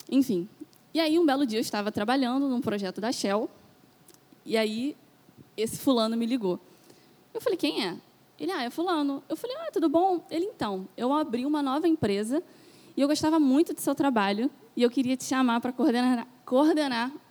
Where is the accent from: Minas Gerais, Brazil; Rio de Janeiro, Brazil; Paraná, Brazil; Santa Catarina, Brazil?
Rio de Janeiro, Brazil; Itaboraí; now in Niterói, Brazil; Aí eu saí lá da Zona Sul de Itaboraí e vim para cá, para Niterói.